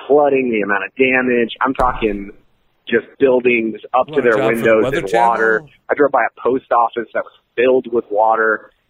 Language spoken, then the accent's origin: English; Florida, United States; I'm from Florida. We handle rain like champs. We handle hurricane like champs.